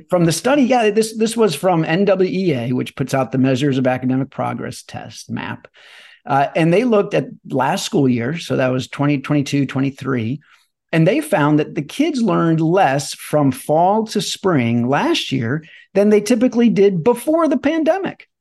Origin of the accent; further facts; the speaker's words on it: Chesterfield, Missouri, United States; moved away; I grew up in Chesterfield, Missouri